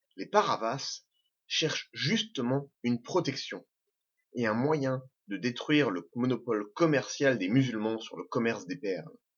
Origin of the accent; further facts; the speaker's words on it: Normandy, France; Je suis normand, je suis pied-noir. Je suis français